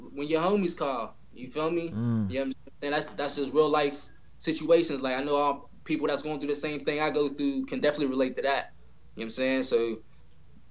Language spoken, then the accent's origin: English; Pittsburgh, Pennsylvania, United States; That's where I come from, born and raised